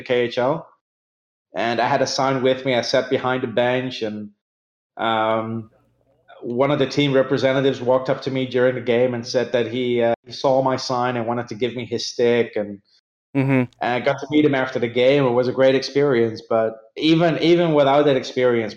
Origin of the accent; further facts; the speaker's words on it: Netherlands; when I grew up in the Netherlands